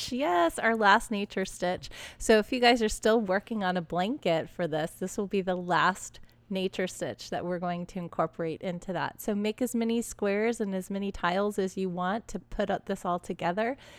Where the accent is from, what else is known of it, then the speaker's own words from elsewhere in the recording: Texas, United States; now in Southern California, United States; I grew up in Texas